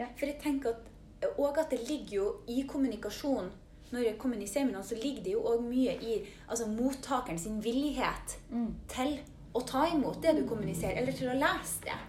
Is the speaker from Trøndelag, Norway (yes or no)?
no; Mo i Rana, Nordland, Norway; now in Trondheim, Norway; Jeg er fra Mo i Rana, men bor i Trondheim